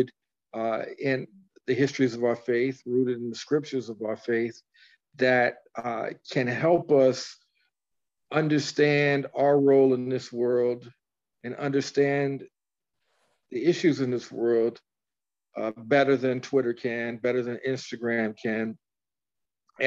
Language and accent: English; St. Louis, Missouri, United States; also born or lived in Dallas-Fort Worth; I'm from St. Louis